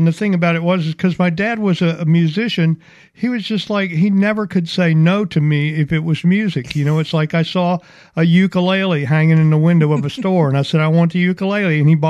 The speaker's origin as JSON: {"language": "English", "town": "Mobile", "region": "Alabama", "country": "United States", "said": "Mobile, Alabama."}